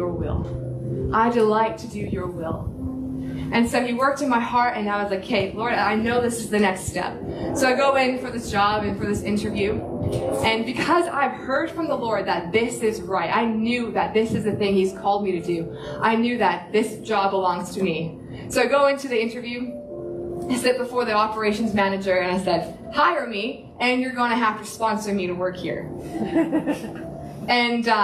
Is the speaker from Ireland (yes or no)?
no; Canada; moved away as an adult; now in Sunshine Coast, Australia; I'm Canadian